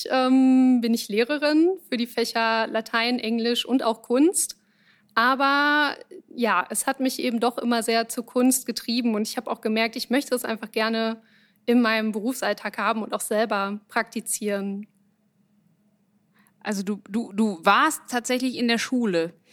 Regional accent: Winterberg, North Rhine-Westphalia, Germany; born there; now in Düsseldorf, Germany; Ah, geboren in Winterberg. Wohnhaft in Düsseldorf.

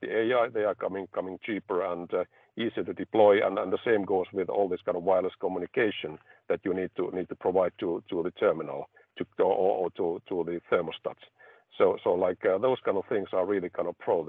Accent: Finland; I come from Finland, which is like energy efficient country

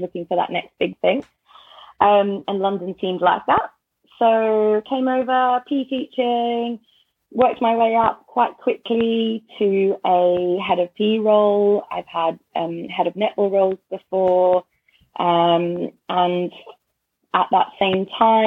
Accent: Australia; moved away as an adult; now in United Kingdom; I grew up in Australia

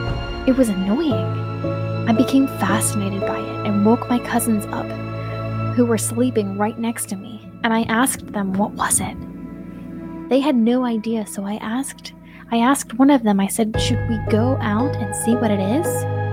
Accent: Rajasthan, India; English is a second language; I am an Indian, and in our village is Rajasthan. Now, Rajasthan is a state with deserts, and my village was like a large-scale open land with less vegetation. I was born in the city, but we used to go to the village frequently with my family.

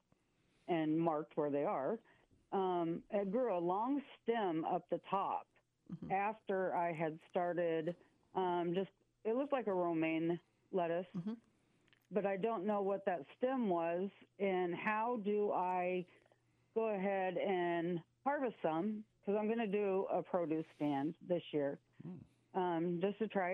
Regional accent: Council Bluffs, Iowa, United States; moved away; I'm from the Council Bluffs, Omaha area. Council Bluffs, actually.

